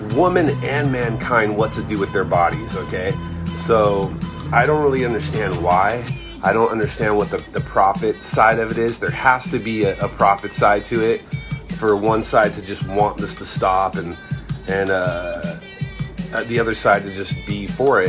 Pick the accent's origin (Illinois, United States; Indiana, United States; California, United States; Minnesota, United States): California, United States; Irvine; also born or lived in Anaheim; I grew up basically in Irvine. I mean, I started out in Anaheim, but I, I really ended up in, in Irvine, which is a, a, suburb of Southern California